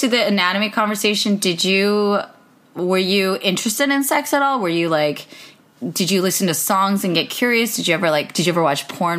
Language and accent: English; Cleveland, Ohio, United States; In Cleveland, Ohio.